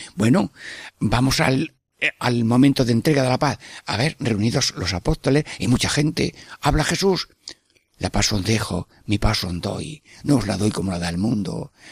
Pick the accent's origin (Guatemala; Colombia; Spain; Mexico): Spain; Sierra Mágina, Jaén, Andalusia; es mi pueblo, al Valle de Magina Jaén